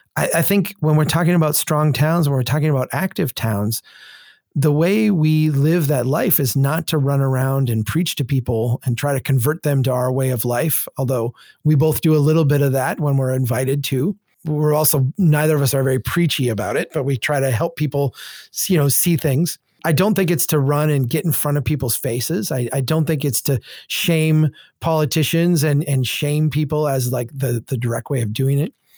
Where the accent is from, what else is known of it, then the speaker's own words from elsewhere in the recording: Minnesota, United States; I'm from Minnesota